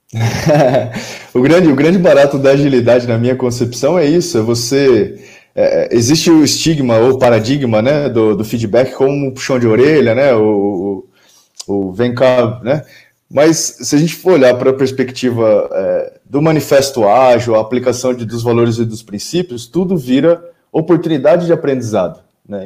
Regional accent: Campinas, São Paulo, Brazil; sou aqui de Campinas, interior de São Paulo

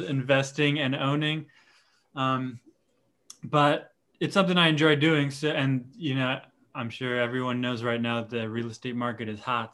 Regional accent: Dunedin, Florida, United States; I'm uh, Dunedin, Florida native

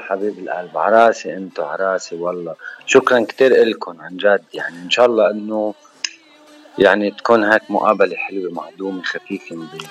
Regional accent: Shmestar, Baalbek-Hermel, Lebanon; من بعلبك من البقاع انا ومن ضيعتي الحلوه الصغيره

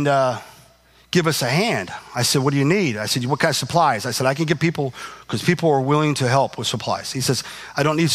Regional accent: Indiana, United States; I'm from Indiana

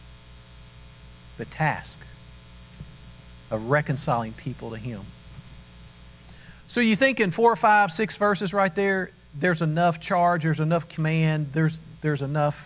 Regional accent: Kentucky, United States; We grew up in Kentucky.

